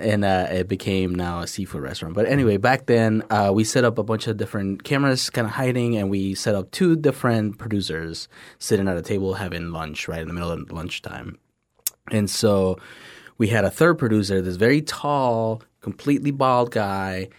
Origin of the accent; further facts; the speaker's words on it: Tampico, Tamaulipas, Mexico; English is a second language; now in United States; born and raised in Mexico